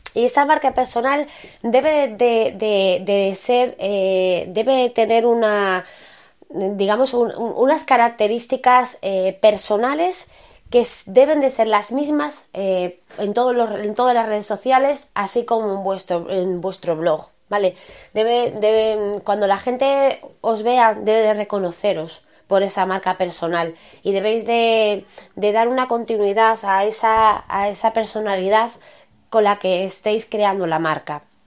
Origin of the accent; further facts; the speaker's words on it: Spain; todo el mundo tenemos dos apellidos en España